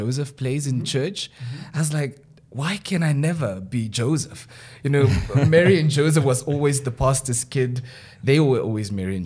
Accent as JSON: {"language": "English", "town": "Windhoek", "region": "Khomas", "country": "Namibia", "tie": "born or raised there", "said": "I grew up in the dusty streets of Karatura. I was born in Karatura"}